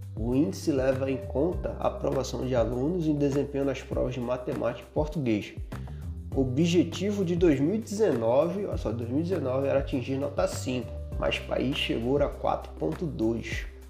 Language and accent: Portuguese; Recife, Pernambuco, Brazil; moved away as an adult; now in Rio de Janeiro, Brazil; Eu sou de Recife, pô, morava na Zona Norte, né, no Arruda, pegava duas conduções para chegar lá no campus do UFPE, lá na Várzea.